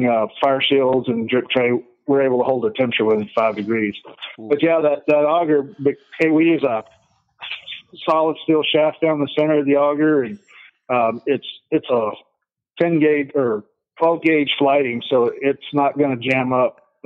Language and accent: English; Texas, United States; moved away; we grew up in Texas